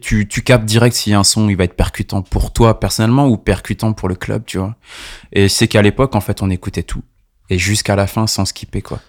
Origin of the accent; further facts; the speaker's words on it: La Rochelle, Nouvelle-Aquitaine, France; moved away as an adult; also born or lived in Montreuil; now in Paris, France; Je suis né à La Rochelle, donc à quatre cent cinquante kilomètres d'ici. Et ça fait à peu près quinze ans que je suis sur Paname